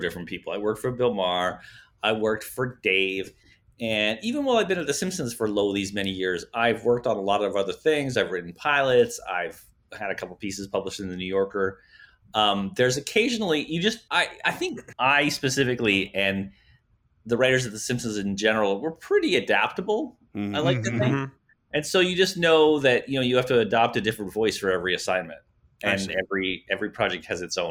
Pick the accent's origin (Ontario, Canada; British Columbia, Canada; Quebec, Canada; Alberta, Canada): Ontario, Canada; Exeter; Growing up in Exeter, it was a great town. Wouldn't have wanted to grow up anywhere else